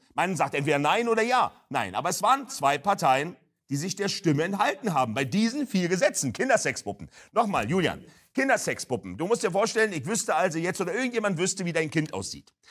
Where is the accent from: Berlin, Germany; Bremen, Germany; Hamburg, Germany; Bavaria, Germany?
Berlin, Germany; Ich komme aus Berlin-Neukölln, hört man ja unschweigerlich